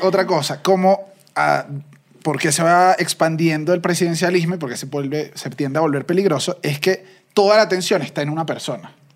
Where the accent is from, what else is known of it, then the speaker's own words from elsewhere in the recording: Venezuela; now in Mexico; Nosotros como venezolanos